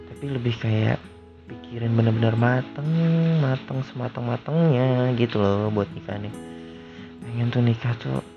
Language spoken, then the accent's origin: Indonesian; North Sumatra, Indonesia; Gue itu kan orang Batak ya Jadi nggak bisa gitu nikah Dengan segampang itu